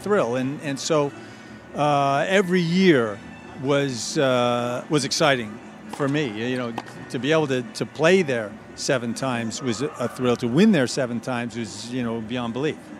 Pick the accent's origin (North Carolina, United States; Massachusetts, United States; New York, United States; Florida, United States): New York, United States; outside of; we grew up outside of New York